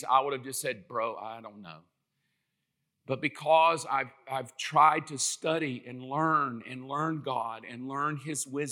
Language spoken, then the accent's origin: English; South Georgia, United States; I'm from South Georgia.